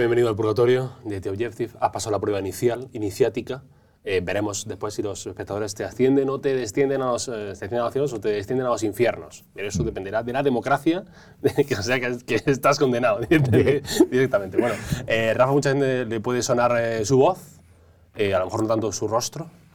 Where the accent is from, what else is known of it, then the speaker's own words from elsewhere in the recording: Galicia, Spain; yo como gallego